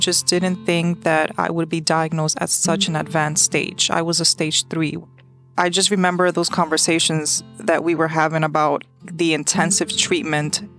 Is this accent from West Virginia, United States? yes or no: no; New York City, New York, United States; I was born and raised in New York City